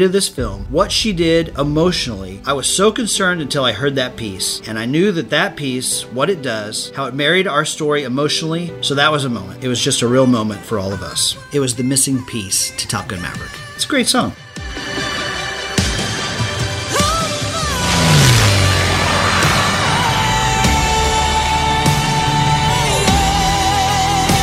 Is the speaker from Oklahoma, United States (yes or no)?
yes; Tulsa, Oklahoma, United States; I grew up in Tulsa, Oklahoma